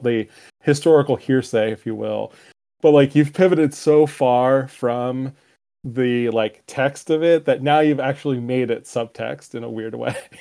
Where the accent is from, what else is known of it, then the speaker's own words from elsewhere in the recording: United States; being an American male raised